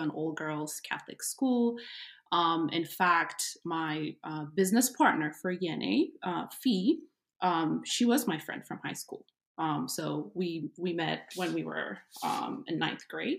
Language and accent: English; Addis Ababa, Ethiopia; moved away as an adult; also born or lived in Iowa, United States; now in United States; I grew up in Ethiopia, born and raised in Addis Ababa.